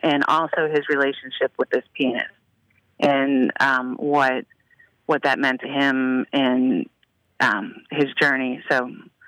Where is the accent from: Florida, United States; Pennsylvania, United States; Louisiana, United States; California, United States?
Pennsylvania, United States; Pittsburgh; moved away as an adult; now in Chicago, United States; I was from Pittsburgh, so I worked at Catholic Charities in the diocese there